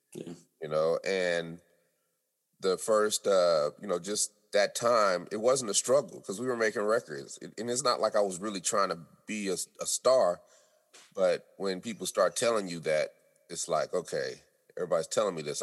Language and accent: English; Denver, Colorado, United States; also born or lived in California; now in Atlanta, United States; We're from Denver, and then I moved to California